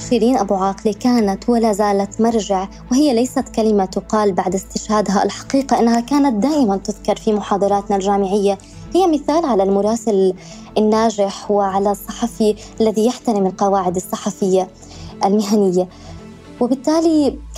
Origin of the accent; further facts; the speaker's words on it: Jenin, West Bank, Palestine; انا كوني من مدينه جنين